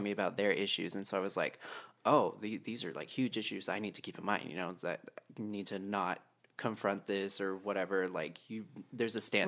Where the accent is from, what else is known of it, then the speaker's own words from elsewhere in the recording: Texas, United States; moved away; I grew up in Texas